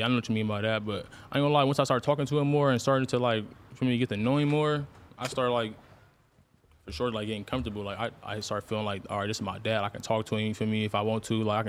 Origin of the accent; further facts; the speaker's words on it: Bakersfield, California, United States; also born or lived in Stockton, California; I only grew up in Bakersfield until I was like 11 years old.